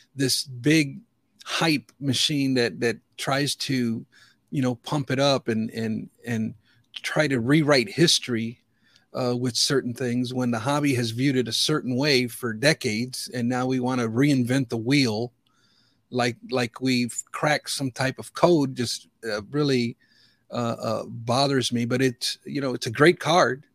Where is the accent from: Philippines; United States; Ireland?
United States; Chicago, Illinois; I grew up in the Chicagoland region, and nineteen eighty-five, I was fifteen years old